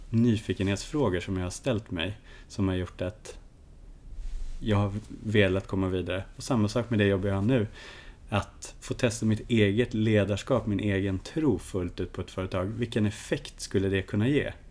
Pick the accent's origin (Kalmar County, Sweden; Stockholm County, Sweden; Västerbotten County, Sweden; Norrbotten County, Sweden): Norrbotten County, Sweden; Kiruna; Hisspitchen om mig själv, det är att jag är norrlänningen som ingen förstår är en norrlänning. Jag är en Kirunabo i grunden med ett stort lugn och en otrolig nyfikenhet på människor